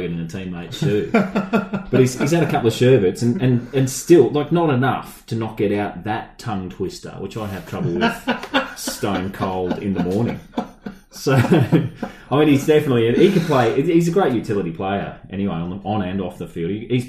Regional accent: Brisbane, Queensland, Australia; also born or lived in Sydney; I grew up in Brisbane

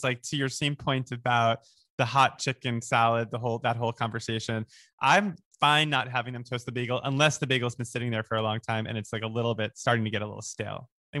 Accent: New York, United States; moved away as an adult; now in Los Angeles, United States; I'm a New Yorker. Excuse me. I grew up there.

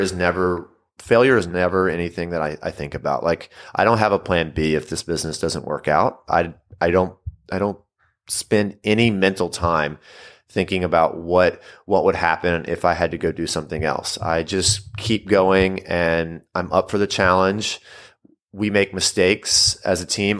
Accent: Louisiana, United States; also born or lived in Mississippi; moved back to my home state of Louisiana

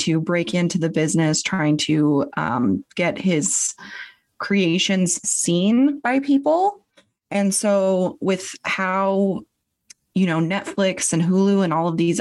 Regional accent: Spokane, Washington, United States; I'm from Spokane, Washington, so the east side of Washington State.

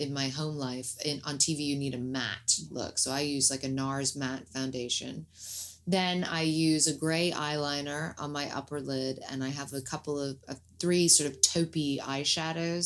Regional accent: London, United Kingdom; I was born in Queen Charlotte's Hospital

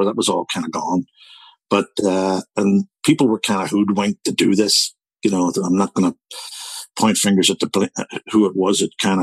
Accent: Belfast, Northern Ireland, United Kingdom; now in Toronto, Canada; I was brought up in the Divis Flats.

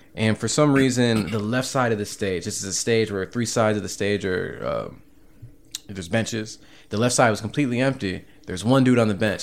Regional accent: Cleveland, Ohio, United States; moved away; also born or lived in Seattle; I come from Cleveland. I lived in Seattle the last decade

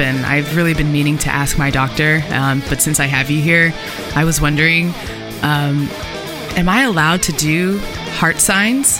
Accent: Los Angeles, California, United States; moved away; my hometown

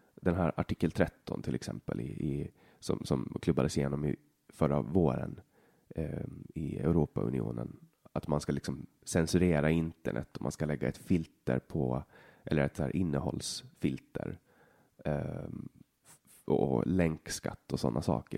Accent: Åland Islands; moved away as an adult; now in Sweden; jag är helt uppvuxen här

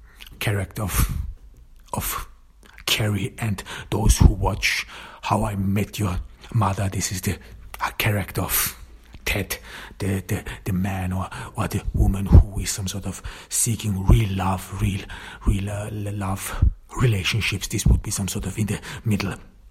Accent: Austria; I grew up in Austria, in the countryside

